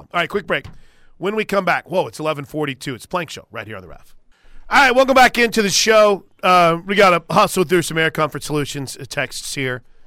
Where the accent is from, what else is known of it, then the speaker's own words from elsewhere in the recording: the South, Southern United States, United States; accent: Southern; my Southern accent